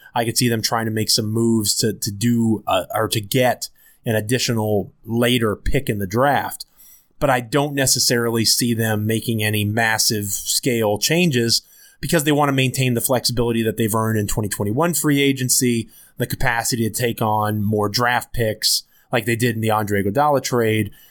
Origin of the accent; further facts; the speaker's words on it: Washington, D.C. area / Northern Virginia, United States; also born or lived in Memphis, Tennessee; I'm from the Washington, D C area, so I'm back in Northern Virginia now, where I'm from